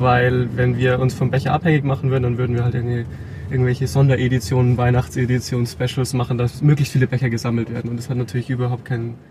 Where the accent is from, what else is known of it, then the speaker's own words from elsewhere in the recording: Rosenheim, Bavaria, Germany; in Rosenheim, wo ich herkomme